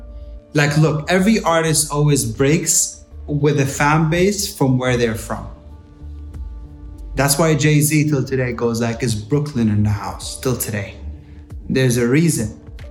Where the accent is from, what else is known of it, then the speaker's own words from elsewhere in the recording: Jeddah, Makkah Province, Saudi Arabia; we grew up in Saudi and Jeddah is home, but we're not from Saudi. We're mahna jeddawiyin.